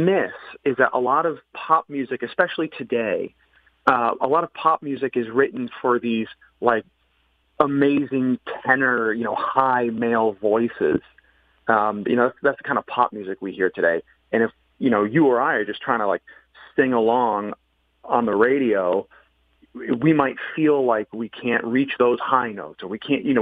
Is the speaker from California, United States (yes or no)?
no; Farmington, Connecticut, United States; I'm a Connecticut born and raised native. I was raised in Farmington